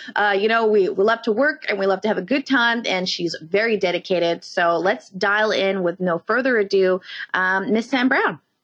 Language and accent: English; Canada; we're Canadian